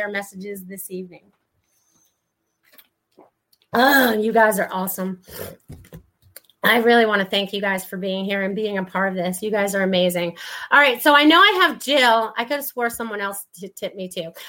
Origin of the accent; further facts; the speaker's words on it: New York, United States; accent: New Yorker; my New Yorker accent